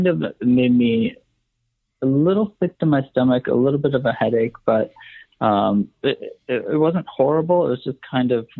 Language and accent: English; Wisconsin, United States; I grew up in Wisconsin